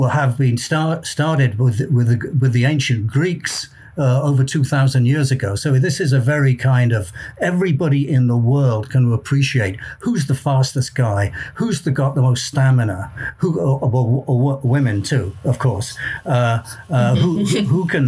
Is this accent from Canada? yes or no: no; South Wales, United Kingdom; I'm from South Wales, and I was born and brought up there